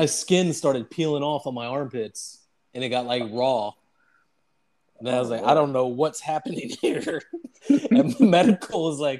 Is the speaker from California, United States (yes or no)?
no; Arizona, United States; growing up in Arizona, you don't see too many lawns.